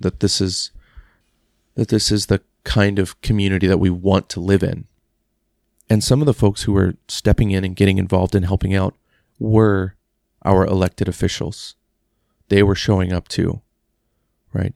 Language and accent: English; Texas, United States; Growing up in Texas